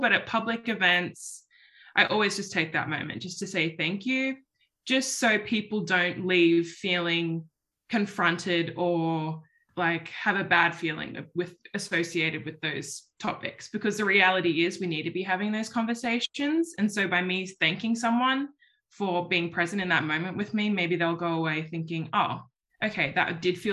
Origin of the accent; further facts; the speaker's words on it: Sydney, New South Wales, Australia; moved away; my community, my home city, my hometown, if you can call Sydney a hometown